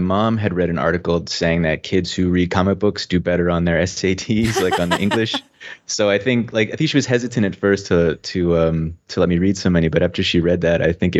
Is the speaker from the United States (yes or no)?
yes; New Hampshire, United States; also born or lived in Virginia / South Carolina / Indiana / Minneapolis; I grew up all over the U.S. Mm-hmm. I'm originally from New Hampshire, but I moved pretty much every 2 years as a kid. So I lived in Virginia, South Carolina, Indiana, back to New Hampshire.